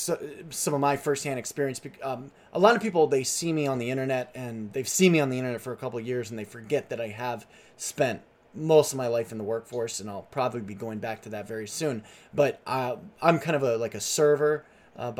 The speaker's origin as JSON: {"language": "English", "country": "United States", "tie": "born or raised there", "also_born_or_lived": "upstate New York / Nashville, Tennessee", "lives_now": "California, United States"}